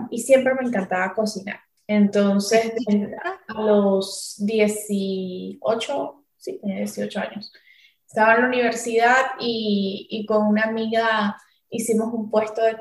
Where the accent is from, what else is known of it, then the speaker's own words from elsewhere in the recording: Venezuela; now in Miami, United States; yo soy venezolana, como bien lo dijiste, tengo 28 años, llevo cuatro años con mi restaurante Michis, que queda aquí en la ciudad de Miami.